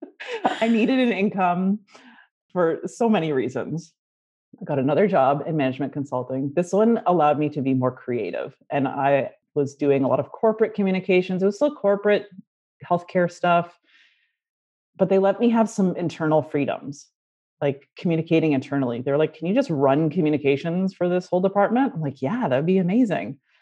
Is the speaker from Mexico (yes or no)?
no; Canada; Growing up in Canada, French is the official second language, so we had to take it in school